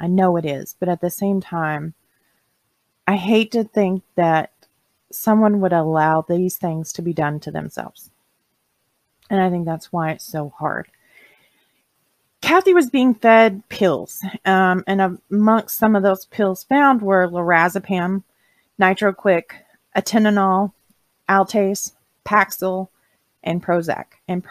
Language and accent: English; the South, United States; I'm from the South, we don't have oil furnaces.